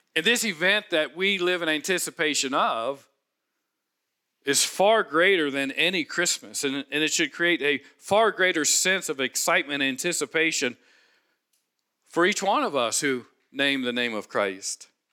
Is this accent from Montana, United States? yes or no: no; Cincinnati, Ohio, United States; I grew up in Cincinnati, Home of Skyline Chili